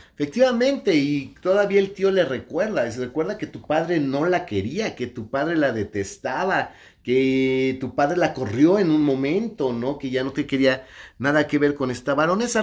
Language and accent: Spanish; Mexico; soy me macho mexicano